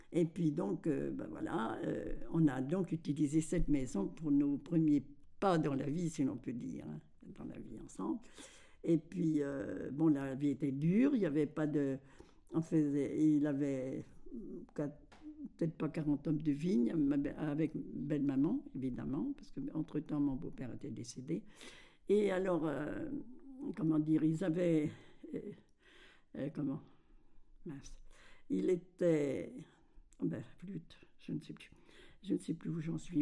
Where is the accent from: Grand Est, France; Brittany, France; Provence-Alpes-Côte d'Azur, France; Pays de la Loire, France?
Grand Est, France; Verpillières-sur-Ource; now in Colombé-le-Sec, France; Je suis née à Verpillière de, de Désiré Morel et, Georgette d'Espagne